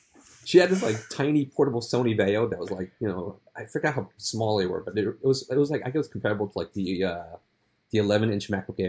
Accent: New York City, New York, United States; now in Manhattan, United States; I grew up, so you know, I'm pretty old, so you know. And like, you know, I grew up in Queens. The part of Queens at Elmhurst

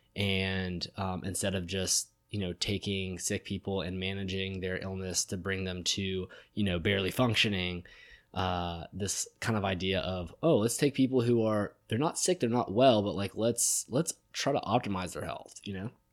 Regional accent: Marietta, Georgia, United States; I'm from Marietta, Georgia

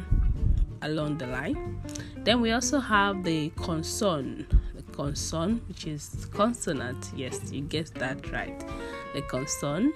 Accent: Nigeria; I'm from Nigeria

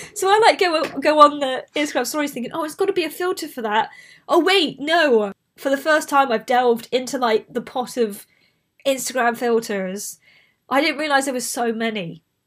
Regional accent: Bristol, South West England, United Kingdom; accent: Bristolian; I grew up in Bristol

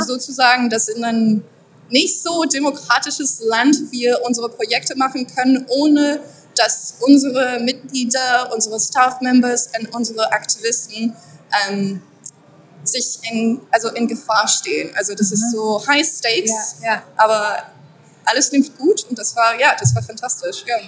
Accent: France; German is a second language; moved away as an adult; also born or lived in Scotland; now in Berlin, Germany; ich bin Französin. Äh, ich habe aber für so zehn Jahre nicht mehr in Frankreich gelebt

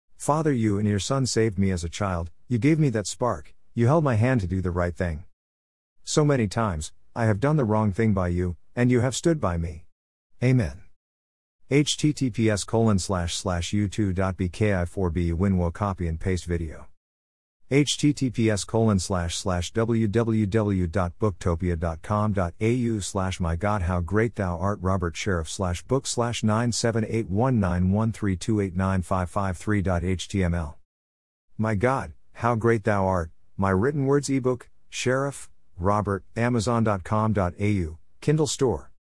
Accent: Melbourne, Victoria, Australia; I was born in Melbourne, Australia, nineteen fifty-four

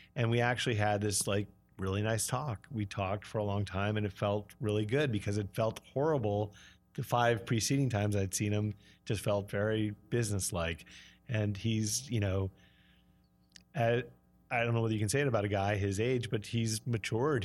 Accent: Brattleboro, Vermont, United States; moved away; also born or lived in New York City; I was six years old, and, uh, she found out this guy was gay, and we drove in the middle of the night to Vermont to a commune

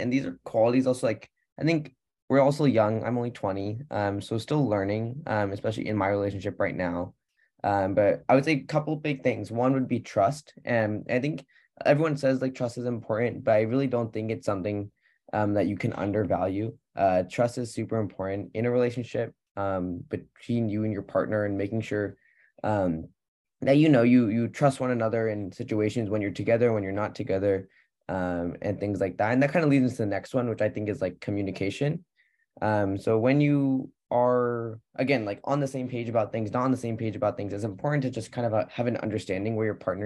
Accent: Pleasanton, California, United States; I'm from the Bay Area, Pleasanton, California

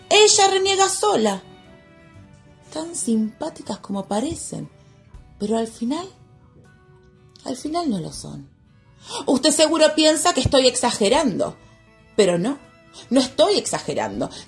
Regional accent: Munro, Buenos Aires Province, Argentina; Sí, sí, yo soy de Munro. Bueno, Munro siempre fue un barrio muy tranquilo. De esos barrios con perfil bajo.

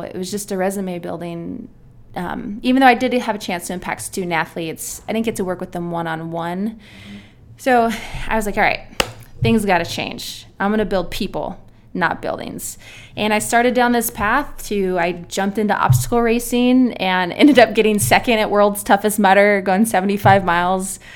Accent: San Diego, California, United States; moved away as an adult; now in Nebraska, United States; I am from San Diego, California

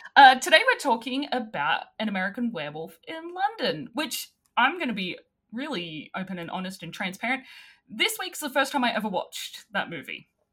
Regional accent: Australia

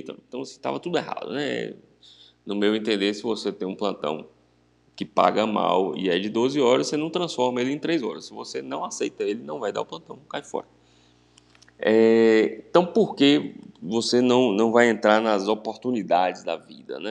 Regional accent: Vitória da Conquista, Bahia, Brazil; moved away as an adult; Eu sou natural de, de Vitória da Conquista, cidade né, do interior da Bahia

